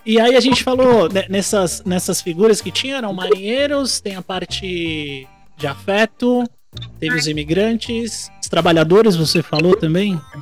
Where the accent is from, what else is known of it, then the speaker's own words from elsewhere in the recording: Brazil; sou do Brasil